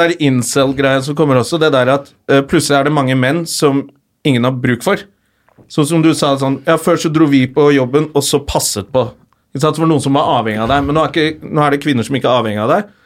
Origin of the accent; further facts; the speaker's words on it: Oslo, Norway; accent: Oslo west end (vestkant); Jeg er fra Røa. Nå snakker jeg mye mer Oslo